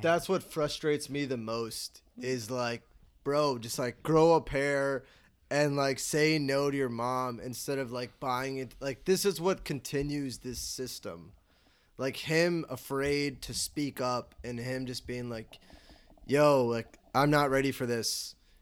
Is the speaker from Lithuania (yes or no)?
no; Chicago, Illinois, United States; I'm from Chicago